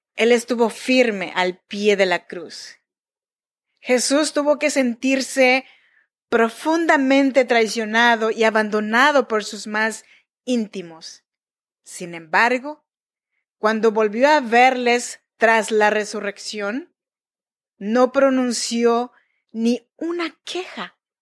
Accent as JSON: {"language": "Spanish", "region": "Oaxaca", "country": "Mexico", "tie": "born or raised there", "moved": "yes", "lives_now": "Sacramento, United States", "said": "Soy nacida en Oaxaca, México, en la región de Chinantecos"}